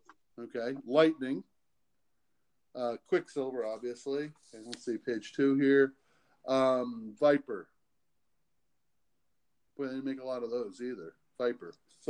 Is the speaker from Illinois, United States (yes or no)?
no; Boston, Massachusetts, United States; I'm from Boston. Most people wouldn't know that.